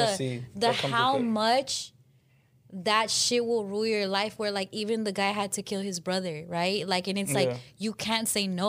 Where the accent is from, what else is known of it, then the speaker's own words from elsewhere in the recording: Glendale, California, United States; first language Spanish; also born or lived in San Fernando Valley, California; I grew up in Glendale